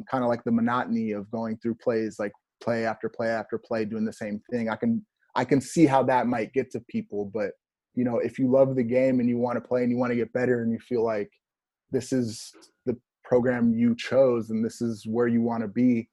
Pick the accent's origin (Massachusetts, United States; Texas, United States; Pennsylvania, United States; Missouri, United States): Texas, United States; Houston; born or raised there; also born or lived in Minnesota